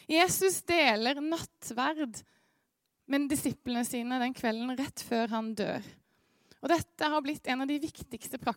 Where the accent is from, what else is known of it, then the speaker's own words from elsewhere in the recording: Eastern Norway, Norway; accent: østlending with skarre; Selv om det er kjempeforvirrende med dialekta mi, så er jeg en slags østlending med en skarre eh, Spør meg om det etterpå.